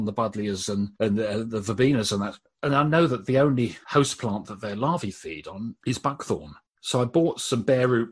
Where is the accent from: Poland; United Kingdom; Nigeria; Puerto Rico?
United Kingdom; Brighton, South East England; I was born in Brighton and used to spend my youth running around the South Downs